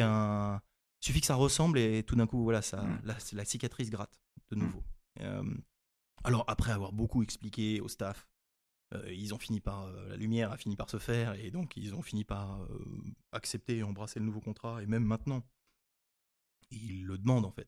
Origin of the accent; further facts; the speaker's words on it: France; also born or lived in Nigeria; quand on est français